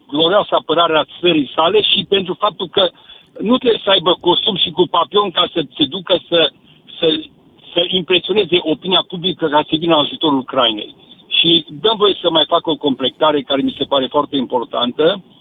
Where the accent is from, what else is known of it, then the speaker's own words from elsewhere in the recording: Cluj-Napoca, Cluj County, Romania; eu sunt din Cluj cu oraș universitar și sunt chiar și universitar.